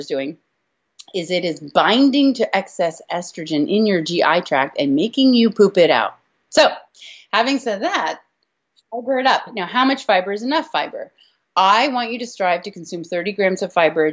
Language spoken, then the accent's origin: English; California, United States; I'm from California, so we're like guacamole freaks.